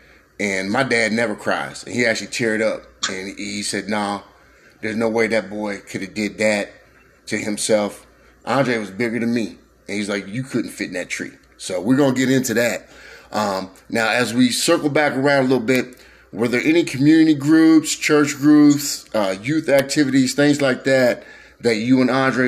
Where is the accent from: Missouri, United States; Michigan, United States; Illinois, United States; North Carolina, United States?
Missouri, United States; Columbia; born or raised there